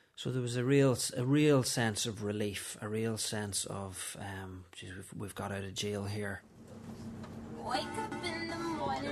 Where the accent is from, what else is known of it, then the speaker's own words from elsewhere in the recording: Letterkenny, Ulster, Ireland; now in Dublin, Ireland; I'm from Letterkenny in Donegal originally, but I live in Dublin with my wife Susan and our three children.